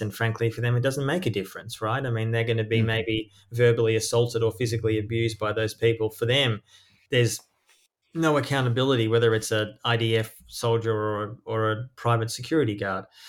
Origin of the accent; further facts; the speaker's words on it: Australia; moved away; also born or lived in East Jerusalem; I was born in Australia, but I lived often overseas.